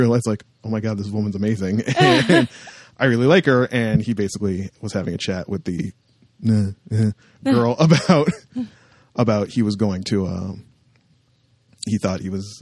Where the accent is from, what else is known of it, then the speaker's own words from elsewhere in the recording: Canada; I'm Canadian